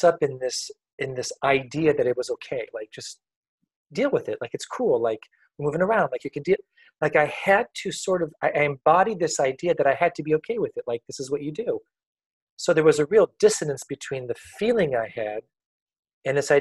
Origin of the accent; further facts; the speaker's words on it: a small village in the center of France, centre of France, France; I was born in France in a small little village in the center of France back in 1963. My parents were French, and it was a pretty simple upbringing up until about 4 years old. My grandparents raised me